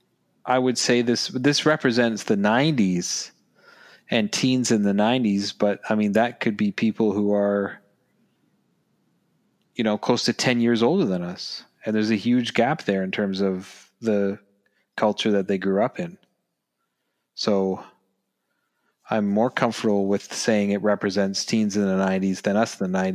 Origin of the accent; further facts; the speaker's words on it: Canada; we're from Canada